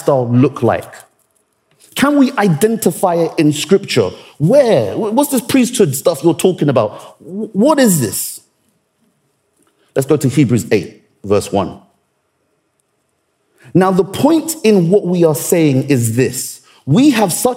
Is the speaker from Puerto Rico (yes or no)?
no; Nigeria; I'm Nigerian